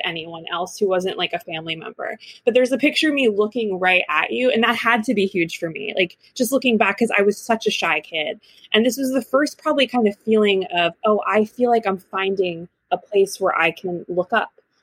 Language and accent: English; New Jersey, United States; When I was about 5 years old, I come from New Jersey